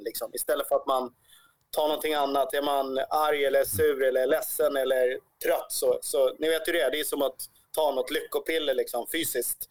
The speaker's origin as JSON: {"language": "Swedish", "country": "Sweden", "said": "vår chans som svenskar"}